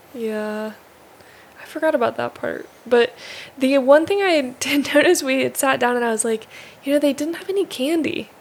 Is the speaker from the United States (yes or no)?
yes; United States; moved away as an adult; now in Japan; a kid growing up in America with our style of movies and Disney